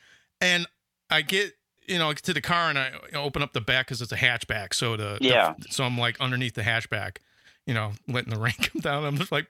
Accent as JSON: {"language": "English", "region": "Florida", "country": "United States", "said": "I'm from Florida, man."}